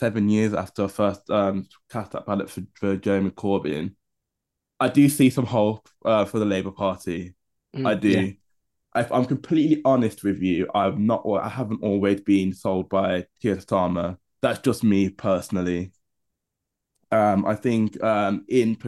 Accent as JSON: {"language": "English", "town": "Birmingham", "region": "West Midlands", "country": "United Kingdom", "tie": "born or raised there", "moved": "yes", "lives_now": "London, United Kingdom", "said": "our hometown of Birmingham"}